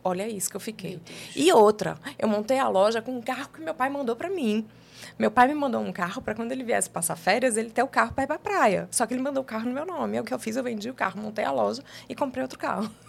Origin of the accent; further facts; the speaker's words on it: São Paulo, Brazil; moved away as an adult; now in João Pessoa, Brazil; eu sou de São Paulo, mas eu cheguei aqui com 23 anos de idade